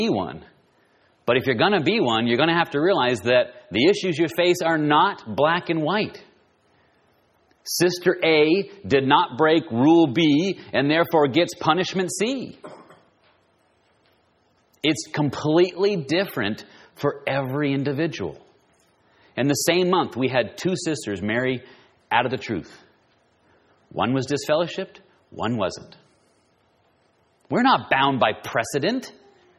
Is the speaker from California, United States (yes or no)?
yes; Southern California, United States; I'm from Southern California